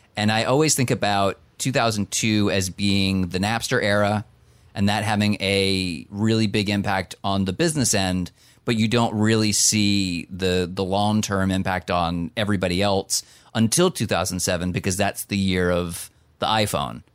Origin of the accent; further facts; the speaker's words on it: New Jersey, United States; as somebody from the state of New Jersey